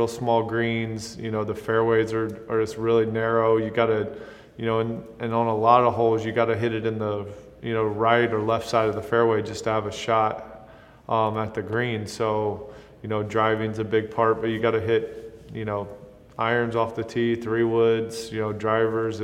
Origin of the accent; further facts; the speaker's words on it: South Carolina, United States; my home state